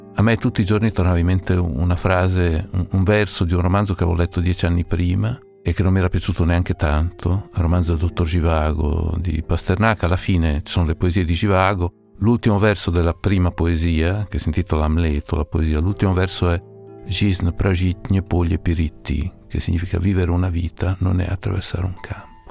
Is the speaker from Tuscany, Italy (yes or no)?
no; Parma, Emilia-Romagna, Italy; il posto dove sono nato, Parma